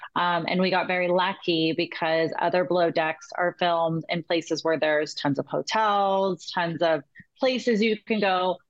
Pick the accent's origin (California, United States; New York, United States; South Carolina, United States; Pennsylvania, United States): California, United States; I was from California.